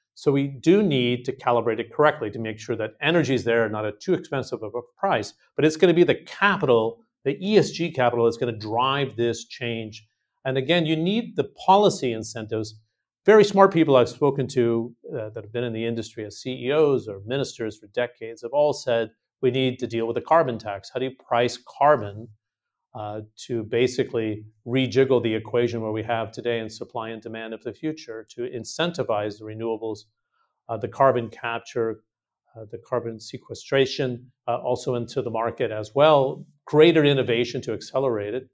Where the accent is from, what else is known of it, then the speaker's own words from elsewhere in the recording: California, United States; I'm from California.